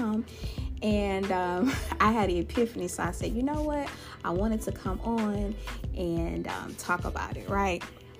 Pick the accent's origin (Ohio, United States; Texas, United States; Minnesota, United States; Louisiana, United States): Louisiana, United States; my home state of Louisiana.